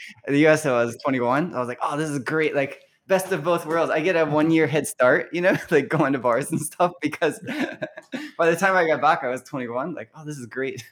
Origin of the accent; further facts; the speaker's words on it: Louisville, Kentucky, United States; moved away as an adult; now in Nagoya, Japan; growing up in Louisville